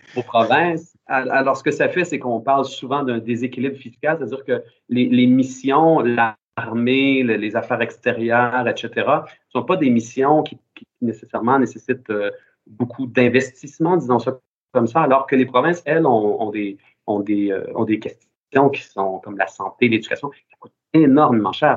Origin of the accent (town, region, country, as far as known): Quebec, Canada